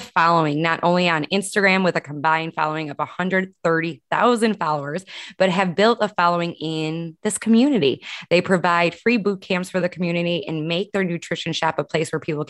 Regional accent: Chicago, Illinois, United States; moved away as an adult; also born or lived in Columbus, Indiana / Greenwood, Indiana; So I'm from Chicago, but after Chicago, after growing up in like the Northwest suburbs of Illinois

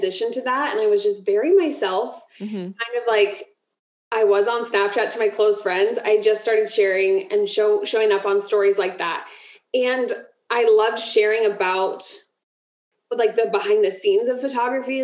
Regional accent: Ohio, United States; moved away as an adult; now in Florida, United States; we moved from Ohio to Florida. And so that market of like, I had never left Ohio. That was like my pool of people that I grew up with and went to college and high school with.

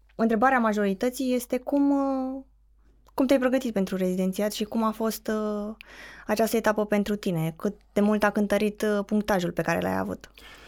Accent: Craiova, Dolj, Romania; vorbesc cu perfectul simplu, pentru că sunt din Craiova

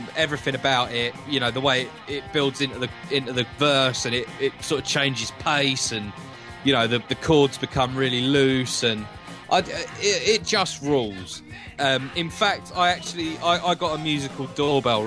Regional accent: London, United Kingdom; my hometown venue, the Hammersmith Odeon

